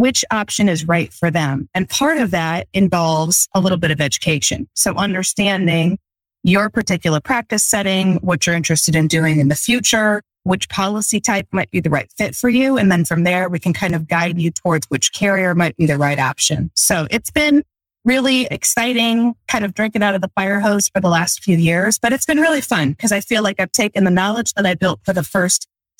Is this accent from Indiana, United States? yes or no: yes; Fort Wayne, Indiana, United States; right here in my hometown of Fort Wayne, Indiana